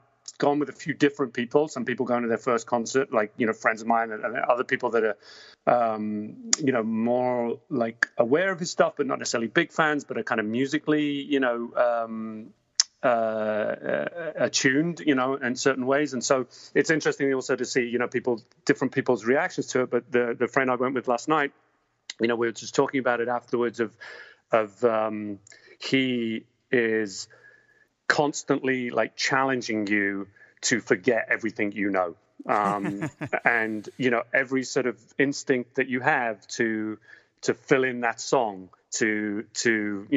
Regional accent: England, United Kingdom; now in United States; I grew up in England

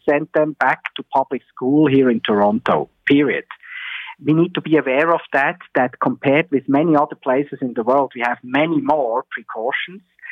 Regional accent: Switzerland; moved away; my home country, Switzerland

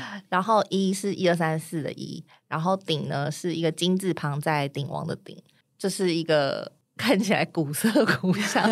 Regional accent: Tainan, Taiwan; 今天要讲的是我的家乡，全世界最适合居住的地方，以及每天玩都玩不腻的地方，台南

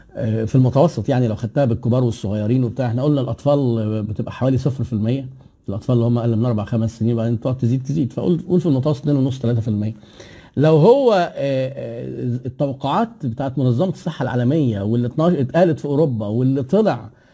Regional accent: Egypt; احنا عندنا في مصر

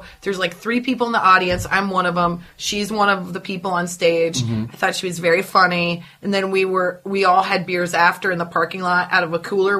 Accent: Nebraska, United States; moved away as an adult; now in Los Angeles, United States; We're both from Nebraska.

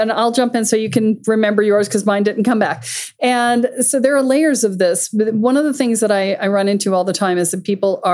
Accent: the South, United States; I grew up a lot in the South

